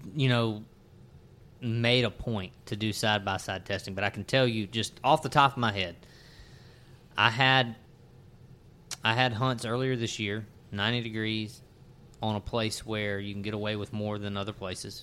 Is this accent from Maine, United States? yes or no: no; Natchez, Mississippi, United States; in my little neck of the woods growing up in Natchez, Mississippi